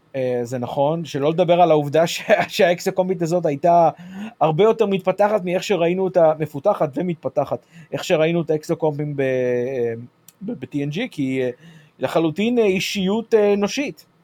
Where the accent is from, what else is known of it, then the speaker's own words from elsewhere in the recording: United States; בתור אמריקאי